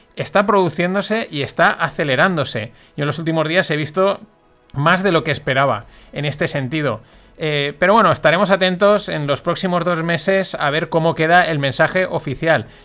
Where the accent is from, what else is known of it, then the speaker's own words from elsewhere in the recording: Valencian Community, Spain; yo como valenciano que soy, y ya sabéis que aquí pues la fiesta nos gusta mucho